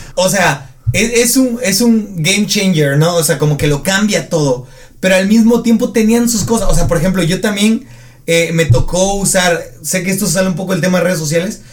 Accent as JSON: {"language": "Spanish", "town": "Arriaga", "region": "Chiapas", "country": "Mexico", "said": "en Arriaga, mi comunidad que es provincia de provincia"}